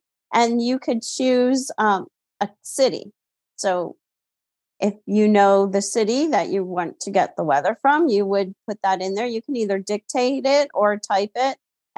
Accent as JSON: {"language": "English", "town": "Towson", "region": "Maryland", "country": "United States", "tie": "born or raised there", "said": "And that's my hometown."}